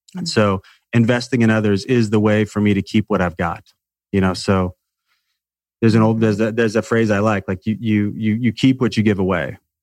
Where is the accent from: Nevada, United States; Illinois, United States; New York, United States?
Illinois, United States; Salem; I grew up in a small town in the middle of nowhere in Illinois